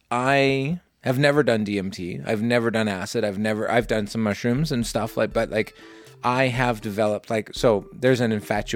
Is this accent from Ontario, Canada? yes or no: no; Southern Alberta, Canada; in my hometown in Southern Alberta.